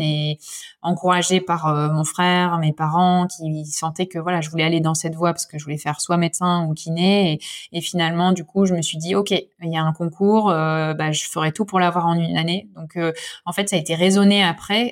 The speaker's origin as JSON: {"language": "French", "town": "Lille", "region": "Hauts-de-France", "country": "France", "moved": "as an adult", "lives_now": "Lyon, France", "said": "Je suis lilloise d'origine"}